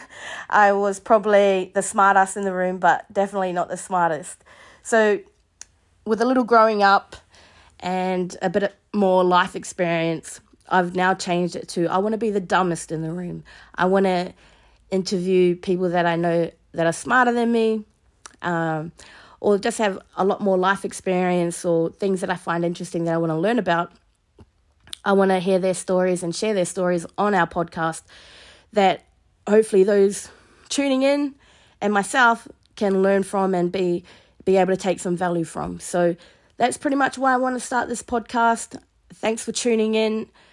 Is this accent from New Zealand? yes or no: yes; Mahia, Hawke's Bay, New Zealand; moved away as an adult; also born or lived in Hamilton, New Zealand / Sydney, Australia; now in Alice Springs, Australia; So I grew up in New Zealand on the East Coast in a small place called Mahia.